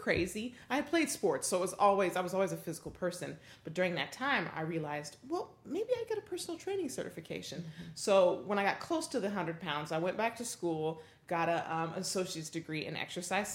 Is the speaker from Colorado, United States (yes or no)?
yes; Denver, Colorado, United States; So I grew up in the Midwest